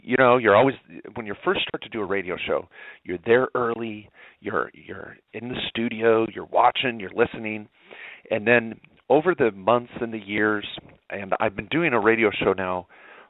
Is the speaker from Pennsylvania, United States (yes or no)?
no; Washington, United States; moved away as an adult; I grew up in Washington, spent all my formative years, 20-plus years there before I went off to college, was in the state of Washington.